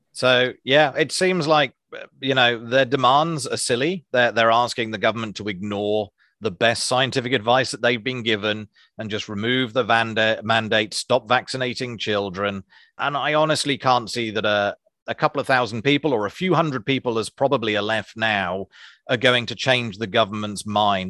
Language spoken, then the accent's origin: English; Isles of Scilly, South West England, United Kingdom; moved away as an adult; now in Wellington, New Zealand; I come from a small group of islands called the Isles of Scilly off the coast